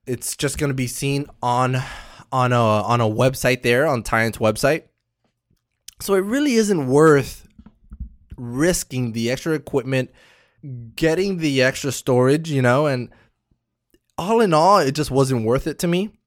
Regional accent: Miami, Florida, United States; I'm from Miami. I'm all the way in the East Coast

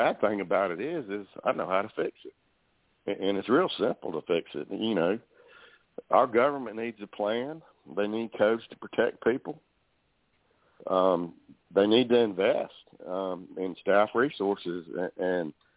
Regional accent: Alabama, United States; also born or lived in Escambia County, Florida; now in Florida, United States; I grew up in Alabama, went to Auburn University

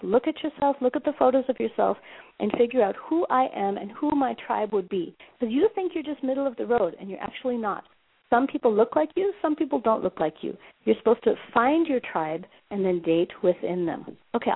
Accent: Minnesota, United States; now in Johannesburg, South Africa; I'm in Joburg right now, but I'm from Minnesota

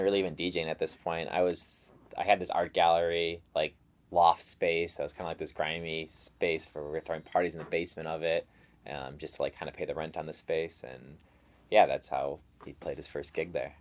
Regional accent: Chicago, Illinois, United States; I was born in Chicago

